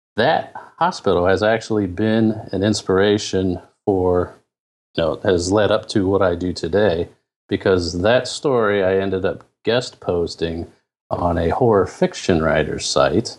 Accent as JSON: {"language": "English", "town": "Canton", "region": "Ohio", "country": "United States", "said": "I'm originally from Canton, Ohio"}